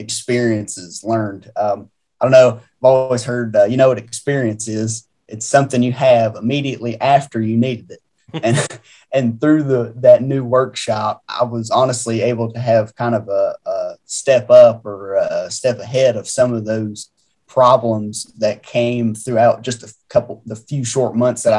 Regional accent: Grayson County, Virginia, United States; I actually born and raised in Grayson County.

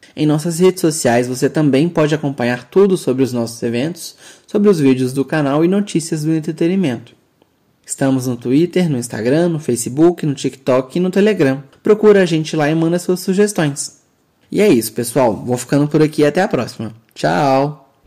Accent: Minas Gerais, Brazil; por aqui nós somos de Minas Gerais

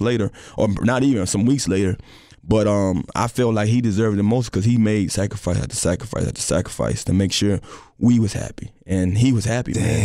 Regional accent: Miami, Florida, United States; I'm from Miami

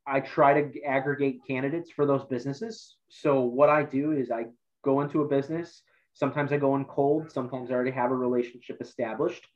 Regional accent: Amherst, Ohio, United States; also born or lived in Akron, Ohio; I'm from the Cleveland area. I grew up in Lorain County, um, went to Amherst High School

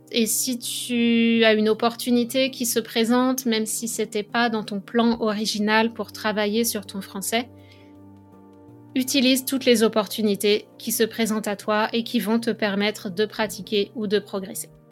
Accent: France; moved away as an adult; now in Montreal, Canada; je suis française. Depuis 2009, je vis au Canada

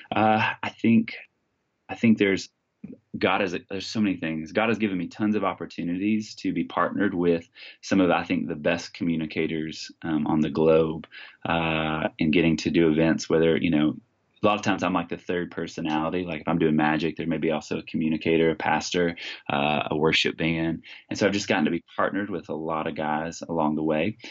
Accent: Texas, United States; now in Washington, United States; was born and raised in Texas

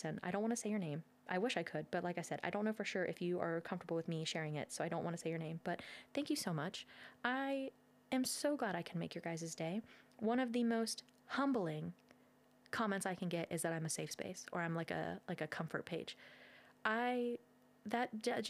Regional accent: Ohio, United States; we're from Ohio

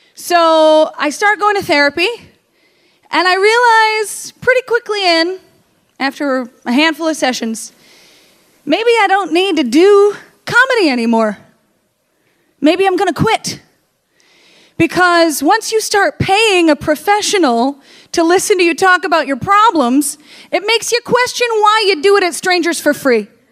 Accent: the North, United States; I was from the North

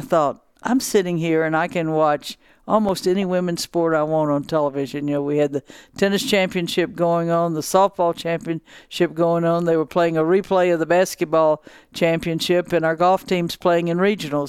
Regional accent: Louisiana, United States; southwest, I guess, and about 60 miles and out of Baton Rouge. So I grew up a Tiger fan.

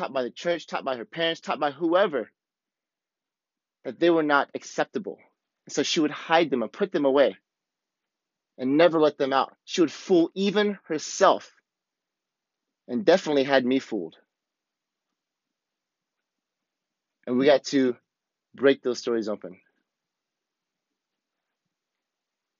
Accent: the Midwest of America, United States; moved away; also born or lived in Alton, Illinois; me growing up in the Midwest of America

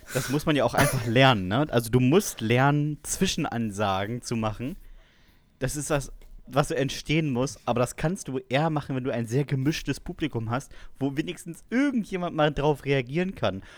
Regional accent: Westerstede, Lower Saxony, Germany; bei uns in Westerstede

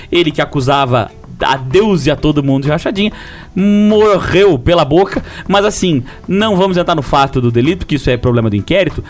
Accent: Lages, Santa Catarina, Brazil; accent: lageano; nosso dialeto popular lajanês

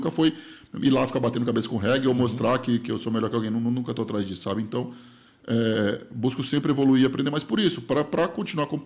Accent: Rondônia, Brazil; now in São Paulo, Brazil; eu falei, pô, vim de Rondônia, sei lá, vou falar, meio que chutar números. Eu era mega feliz em Rondônia com mil reais. Vivia em Rondônia com mil reais por mês. Eu vim morar em São Paulo

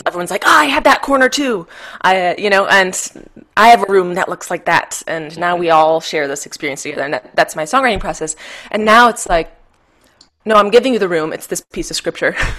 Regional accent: Michigan, United States; now in Denver, United States; I'm from Michigan originally

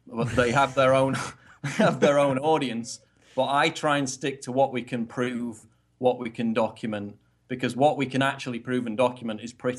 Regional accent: the north of England, United Kingdom; I mean, I'm from the north, so I would normally be quite broad, so I've tempered my accent over the years to sound more kind of, you know, middle of the road, but I still have an accent

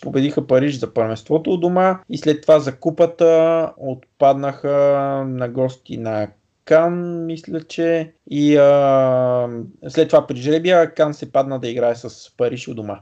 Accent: Bulgaria; съм българин

